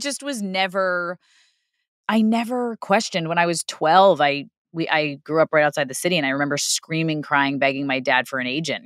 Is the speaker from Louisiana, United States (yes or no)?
no; New York City, New York, United States; moved away; I grew up in Queens